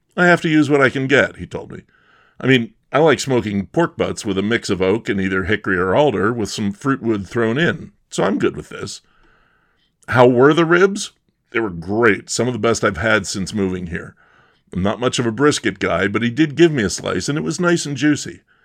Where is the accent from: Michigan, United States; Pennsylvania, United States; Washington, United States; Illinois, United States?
Pennsylvania, United States; Bucks County; moved away; we're both from Bucks County